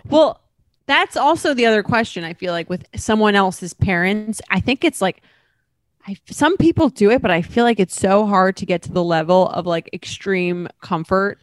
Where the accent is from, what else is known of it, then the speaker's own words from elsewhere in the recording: Long Island, New York, United States; now in New York City, United States; I'm from Long Island, so and I live in New York City